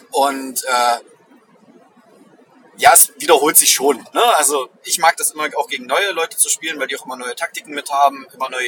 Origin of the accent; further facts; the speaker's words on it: East Germany, Germany; Ostdeutsche, wir haben keinen Urlaub gerade, also wir haben keine, keinen Feiertag